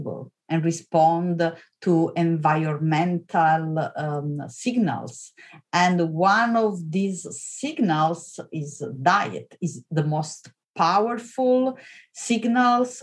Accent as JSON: {"language": "English", "country": "Italy", "tie": "born or raised there", "also_born_or_lived": "Vienna, Austria / Oxford, United Kingdom", "moved": "as an adult", "lives_now": "Stanford, United States", "said": "I'm Italian. So I come from Italy. I was born and raised in Italy"}